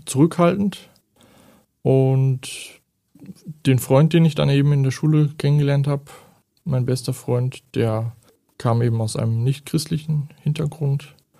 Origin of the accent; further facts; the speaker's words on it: Germany; moved away as an adult; Ich stamme ursprünglich aus Deutschland und bin jetzt seit acht Jahren hier